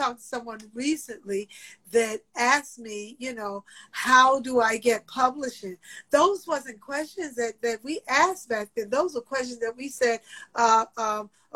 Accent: New York City, New York, United States; I'm from Queens

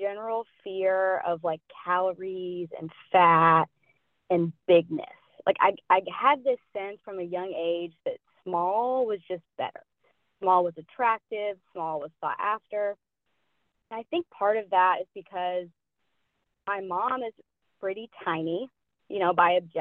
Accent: Asheville, North Carolina, United States; now in Pensacola, United States; I'm from Asheville, North Carolina, originally. Currently, I am living in Pensacola, Florida

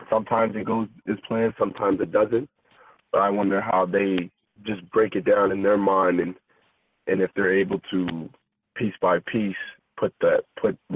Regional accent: Halifax, Nova Scotia, Canada; I'm from Halifax. You know what I like to eat. Donairs.

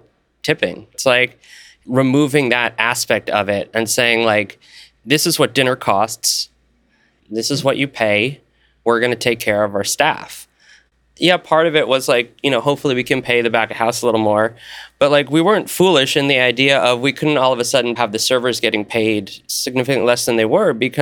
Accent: New York City, New York, United States; moved away as an adult; now in Portland, United States; I grew up in New York

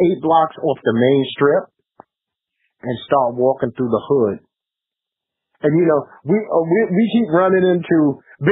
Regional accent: New York City, New York, United States; I'm from Brooklyn, and I didn't just park up at Marcy and Tompkins

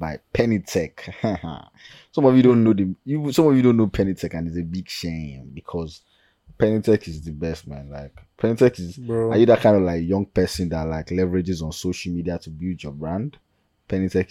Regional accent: Nigeria; as a Nigerian

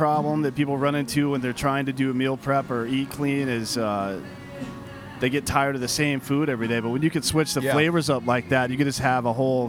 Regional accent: South Carolina, United States; I grew up in the South, so there's no teams really down there, right?

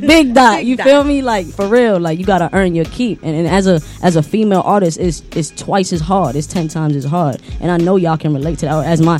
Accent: Orlando, Florida, United States; Like, because I'm from Orlando. I drove from Orlando to be out here.

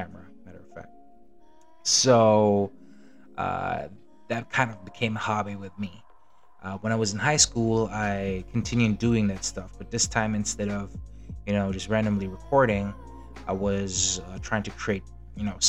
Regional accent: Germany; now in Philippines; when I was a kid, when I grew up in Germany.

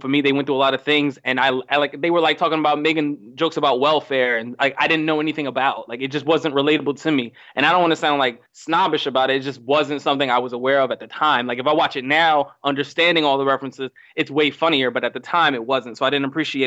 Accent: Mexico; moved away; I grew up in Mexico, so I grew up differently than other people.

